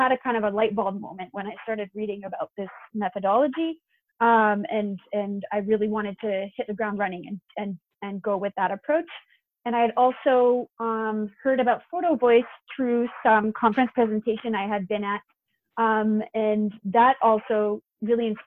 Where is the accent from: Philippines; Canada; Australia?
Canada; New Brunswick; moved away as an adult; now in Montreal, Canada; I'm actually from New Brunswick originally, and I'm doing my PhD in Montreal